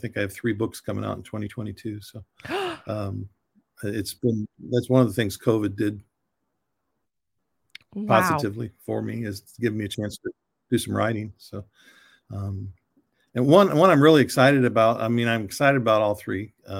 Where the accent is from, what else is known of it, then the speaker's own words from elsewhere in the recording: Michigan, United States; I grew up in Michigan and you know, had people living with us and staying with us at all different times.